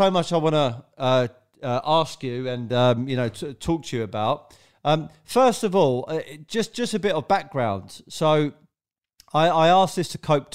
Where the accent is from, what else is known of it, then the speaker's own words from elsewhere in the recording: London, United Kingdom; I'm from South London